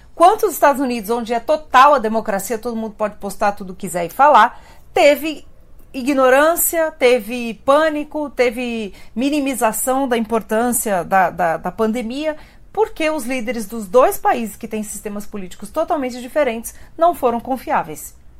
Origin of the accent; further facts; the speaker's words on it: Brazil; a gente é brasileiro e a gente está no país da novela